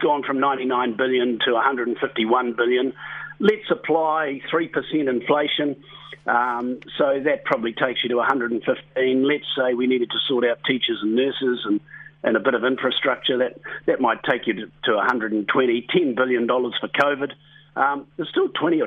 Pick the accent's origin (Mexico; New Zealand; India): New Zealand; we are proud Kiwis